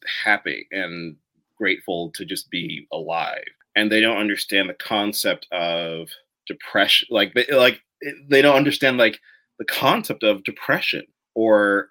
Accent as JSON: {"language": "English", "area": "Hunterdon County", "region": "New Jersey", "country": "United States", "tie": "born or raised there", "said": "I was born and raised in New Jersey in Hunterdon County"}